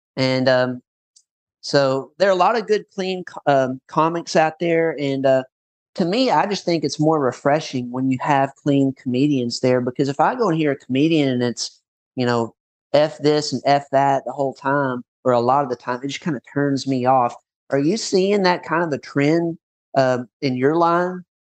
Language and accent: English; Paducah, Kentucky, United States; moved away; also born or lived in Florida; my hometown in Paducah near Murray